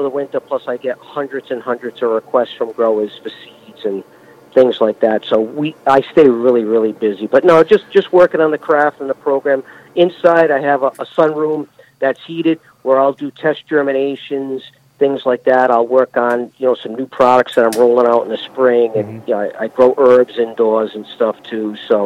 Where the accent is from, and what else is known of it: New England, United States; accent: New England